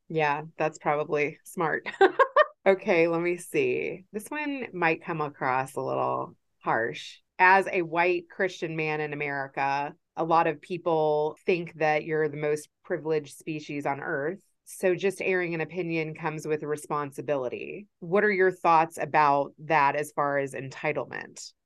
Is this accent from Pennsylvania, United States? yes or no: no; Kentucky, United States; my experience of growing up in Kentucky